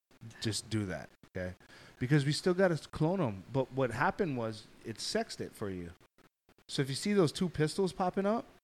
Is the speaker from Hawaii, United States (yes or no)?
yes; Hawaii, United States; I'm Hawaiian.